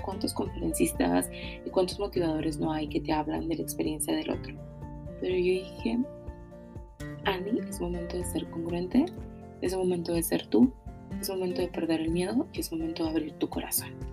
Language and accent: Spanish; Monterrey, Nuevo León, Mexico; soy originaria de Monterrey, actualmente vivo aquí en Monterrey